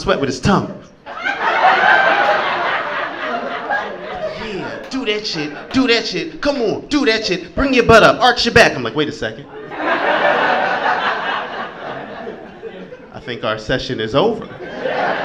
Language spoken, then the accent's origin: English; Philadelphia, Pennsylvania, United States; I'm from Philly